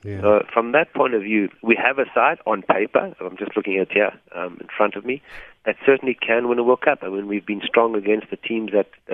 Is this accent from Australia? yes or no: no; South Africa; as South African players